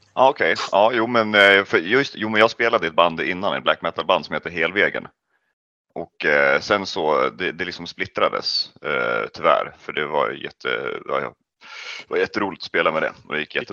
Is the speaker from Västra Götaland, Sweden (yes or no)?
no; Kolbäck, Västmanland, Sweden; jag kommer ifrån Kolbäck